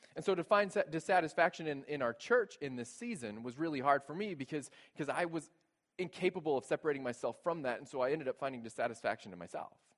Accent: Texas, United States; moved away as an adult; Growing up in Texas, we didn't have basements

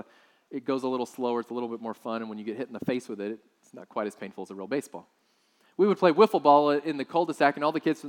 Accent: South Texas, United States; I grew up in South Texas

